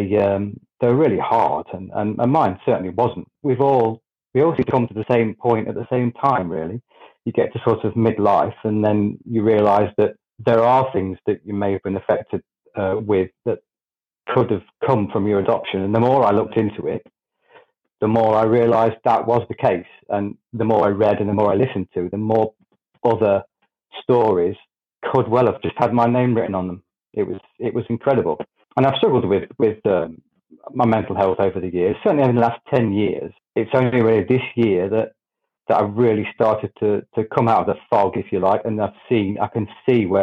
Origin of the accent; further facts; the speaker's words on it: Grantham, East Midlands, United Kingdom; I'm from Grantham in the UK.